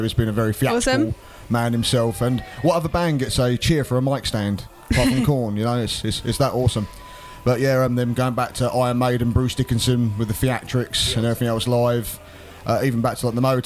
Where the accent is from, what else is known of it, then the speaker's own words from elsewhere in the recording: Essex, East of England, United Kingdom; moved away as an adult; now in Cambridge, United Kingdom; I'm originally from Essex, hence the beautiful sarcastic accent you can hear before you today.